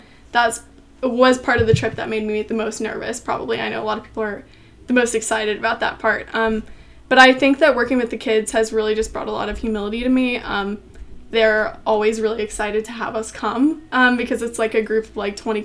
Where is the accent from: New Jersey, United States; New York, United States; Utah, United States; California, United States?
Utah, United States; moved away as an adult; now in Grove City, United States; I'm from Utah